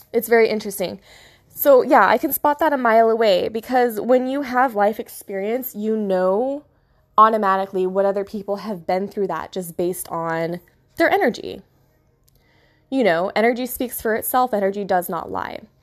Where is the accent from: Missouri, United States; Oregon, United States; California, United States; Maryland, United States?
California, United States; moved away as an adult; also born or lived in Florida; I'm from Cali